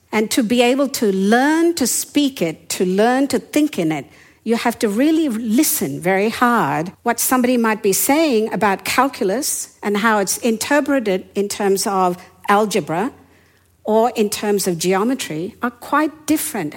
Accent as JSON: {"language": "English", "town": "Yangon", "region": "Yangon Region", "country": "Myanmar", "tie": "born or raised there", "first_language": "Hindi or Burmese", "second_language": "English", "moved": "yes", "said": "I was born in the capital city at that time, that was Rangoon or Yangon. And my first language was either Hindi or Burmese"}